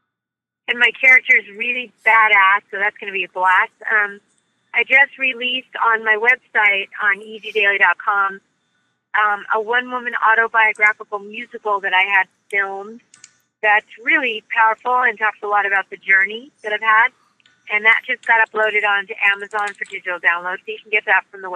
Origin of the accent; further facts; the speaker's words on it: Los Angeles, California, United States; When I grew up in Hollywood